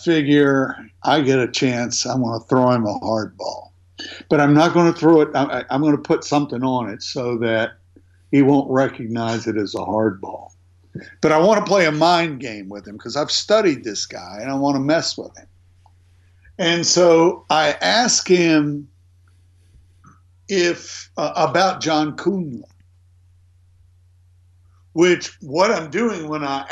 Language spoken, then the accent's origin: English; Virginia, United States; I was some hillbilly from Virginia.